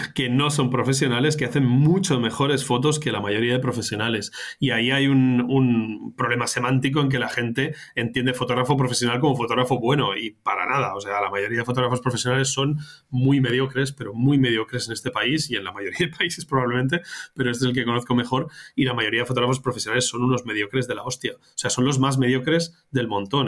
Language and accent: Spanish; Barcelona, Catalonia, Spain; moved away as an adult; yo soy de Barcelona, yo nací en Barcelona, pero he estado mucho tiempo fuera